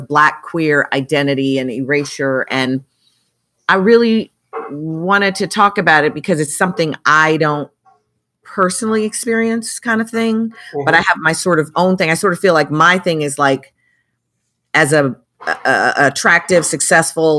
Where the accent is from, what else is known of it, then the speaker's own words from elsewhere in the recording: Chicago, Illinois, United States; I grew up in Chicago